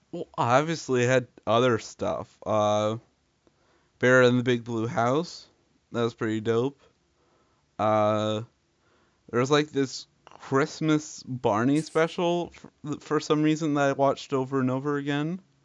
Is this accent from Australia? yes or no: no; Canada; we're both Canadian boys.